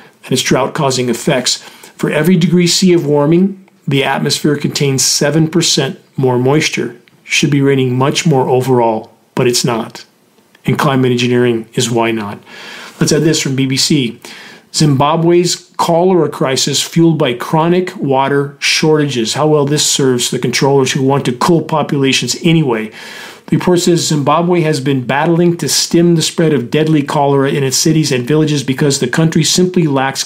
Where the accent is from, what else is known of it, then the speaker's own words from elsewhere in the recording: Southern California, United States; when I grew up in Southern California